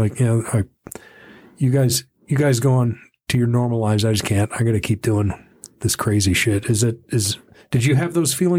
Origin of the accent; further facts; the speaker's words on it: Dallas, Texas, United States; where I grew up in Dallas, the the drinking age was 18